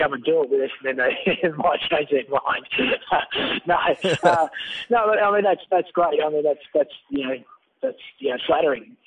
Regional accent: Tasmania, Australia; now in Melbourne, Australia; I was born there.

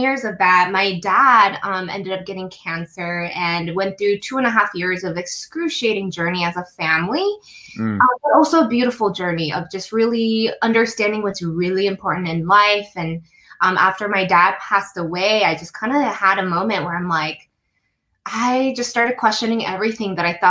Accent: Denver, Colorado, United States; now in California, United States; So I grew up in Denver and, you know, at the time my parents were very strict

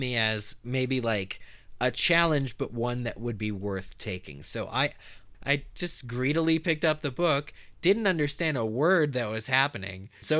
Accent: Pennsylvania, United States; now in Chicago, United States; And originally I'm from Eastern Pennsylvania. Pretty cool. We weren't very far from New York City.

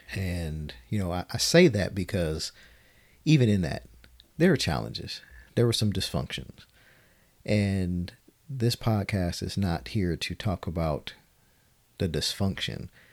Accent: Detroit, Michigan, United States; born and raised in Detroit, Michigan

